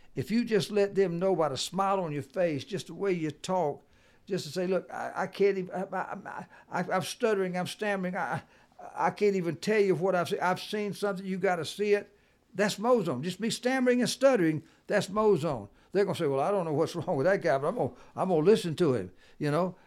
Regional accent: the South, United States; I'm from the South, and I can talk faster.

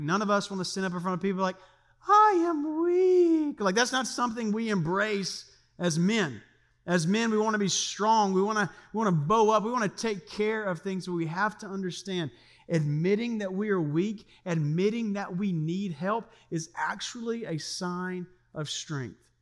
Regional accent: Louisiana, United States; now in Siegen, Germany; I grew up in Louisiana

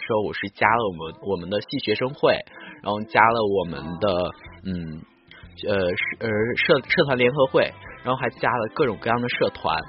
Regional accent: northern China, China; 南方的这种生活环境真的不是很适合我这一个从北方来到这儿的汉子

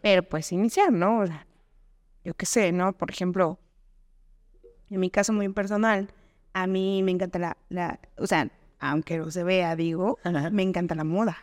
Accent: Veracruz, Mexico; now in Texcoco, Mexico; yo soy de provincia, yo soy de Veracruz

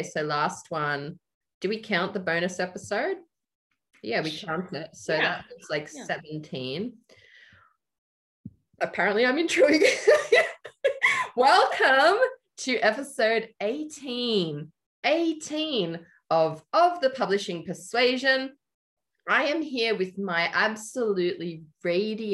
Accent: Melbourne, Victoria, Australia; I grew up in Melbourne in a drought time.

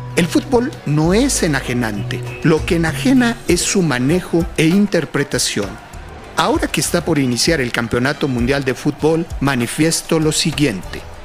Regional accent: Mexico; Yo como muchos mexicanos, también nací gritando gol

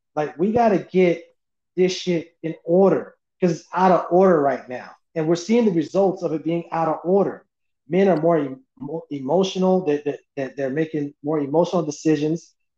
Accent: the Bay Area, California, United States; I'm from the Bay Area

